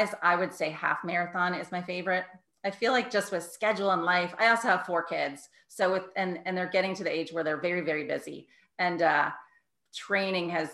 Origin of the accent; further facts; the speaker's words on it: New York City, New York, United States; moved away as an adult; also born or lived in Connecticut; now in Ridgefield, Connecticut, United States; I'm originally from New York